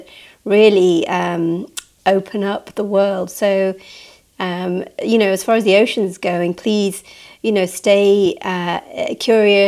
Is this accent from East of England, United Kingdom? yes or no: no; Manchester, North West England, United Kingdom; I grew up near Jodrell Bank. I grew up in Manchester, and as a child we'd go to Jodrell Bank